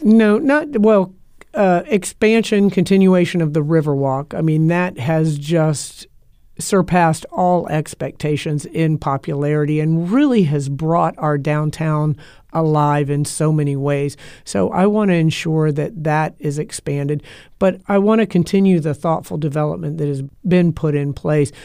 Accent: Tampa, Florida, United States; I was born and raised here in Tampa

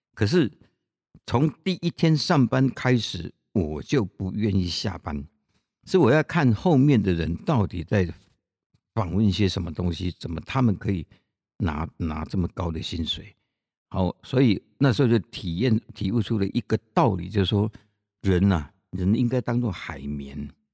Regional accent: Chiayi, Taiwan; 我来自哪里啊？我来自嘉义啊

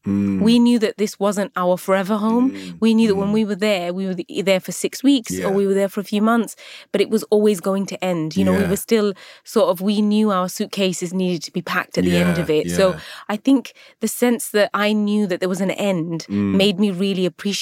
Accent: Luton, East of England, United Kingdom; I think Luton gets a lot of stick, can I just say. Of course I am. It's my hometown. It's where I was born.

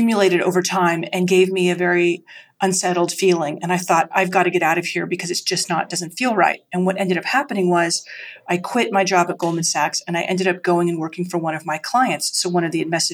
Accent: rural Idaho, United States; moved away as an adult; also born or lived in Vermont; I grew up in Idaho, in rural Idaho

